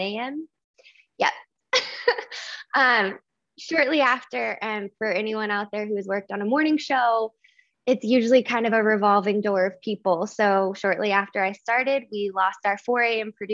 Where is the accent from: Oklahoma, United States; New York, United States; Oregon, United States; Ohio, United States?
Oklahoma, United States; I am originally from Oklahoma